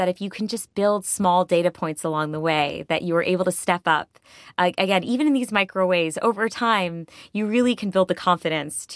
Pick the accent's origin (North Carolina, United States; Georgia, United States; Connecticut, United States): Connecticut, United States; in my hometown in Connecticut